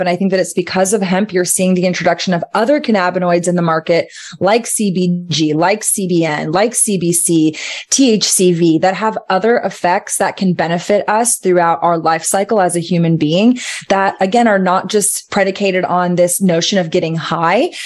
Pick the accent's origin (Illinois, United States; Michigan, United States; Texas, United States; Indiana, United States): Texas, United States; Austin; Austin is my hometown